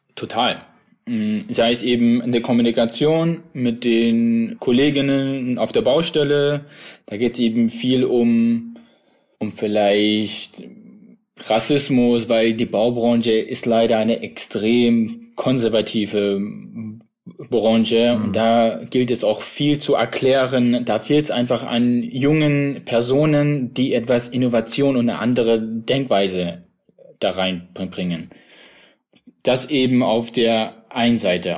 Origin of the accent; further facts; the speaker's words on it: Plauen, Saxony, Germany; also born or lived in Iraq; now in Dresden, Germany; ich bin ja in Plauen im Vogtland groß geworden